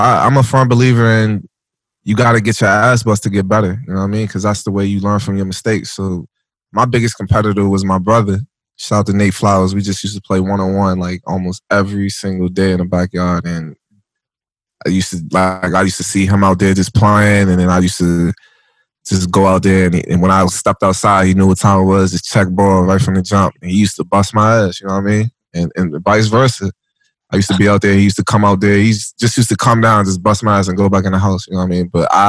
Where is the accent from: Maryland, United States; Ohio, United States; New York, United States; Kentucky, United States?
Maryland, United States; Waldorf; born or raised there